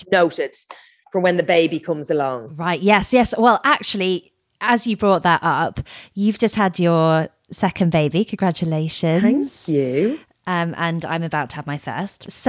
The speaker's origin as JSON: {"language": "English", "area": "Meath", "region": "Leinster", "country": "Ireland", "tie": "born or raised there", "moved": "as an adult", "lives_now": "London, United Kingdom", "said": "I grew up in Meath, uh, which is close to Dublin"}